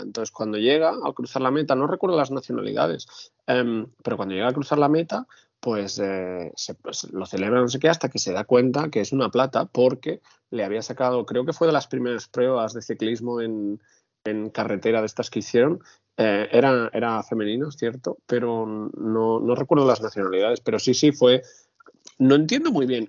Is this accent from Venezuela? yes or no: no; Catalonia, Spain; yo soy catalán, soy muy catalán